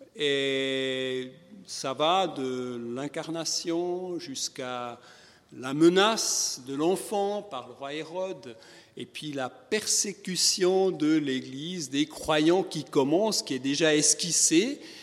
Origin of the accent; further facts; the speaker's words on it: Switzerland; comme on dit chez nous en Suisse